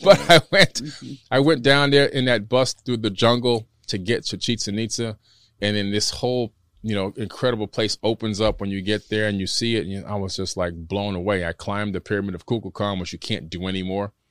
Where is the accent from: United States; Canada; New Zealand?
United States; Miami, Florida; born or raised there; also born or lived in Queens, New York